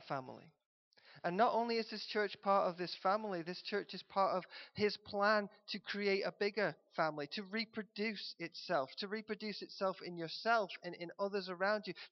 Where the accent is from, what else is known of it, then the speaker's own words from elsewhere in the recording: United Kingdom; us as a British people